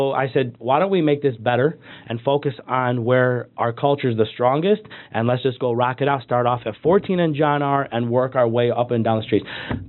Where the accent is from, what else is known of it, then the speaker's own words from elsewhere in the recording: West Bloomfield, Michigan, United States; we grew up in West Bloomfield.